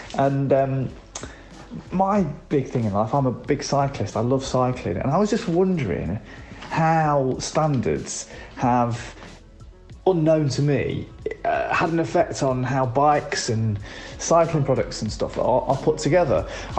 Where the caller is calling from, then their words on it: Glossop, East Midlands, United Kingdom; I'm calling from Glossop.